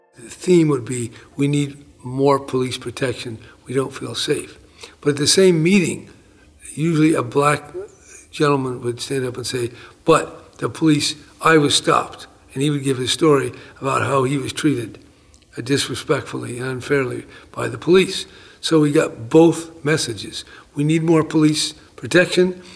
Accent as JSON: {"language": "English", "town": "San Francisco", "region": "California", "country": "United States", "tie": "born or raised there", "said": "growing up in San Francisco in, in the 40s and the 50s"}